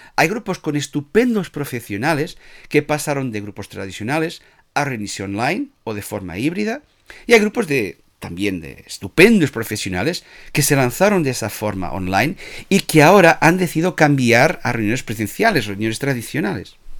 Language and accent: Spanish; Portugal; Spanish is a second language; now in Spain; yo soy portugués